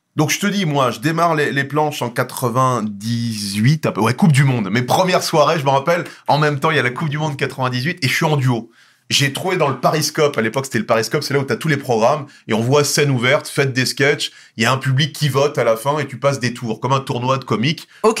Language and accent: French; Nogent-sur-Marne, Île-de-France, France; j'ai grandi à Nogent-sur-Marne